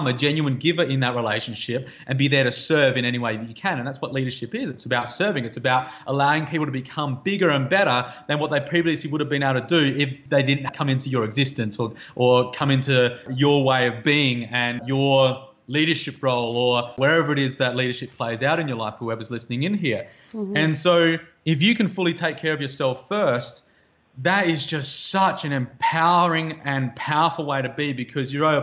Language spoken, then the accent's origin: English; Australia; moved away as an adult; growing up in Outback Australia and spending a lot of years there